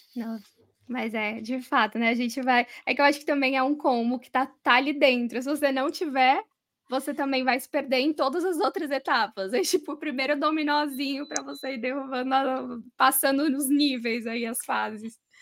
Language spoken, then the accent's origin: Portuguese; São Paulo, Brazil; sou de São Paulo mesmo